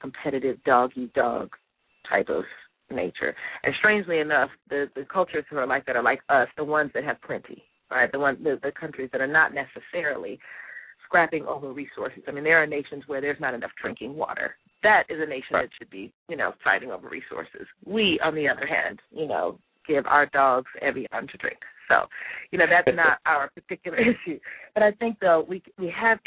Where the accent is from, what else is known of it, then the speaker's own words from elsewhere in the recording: Chicago, Illinois, United States; I'm from Chicago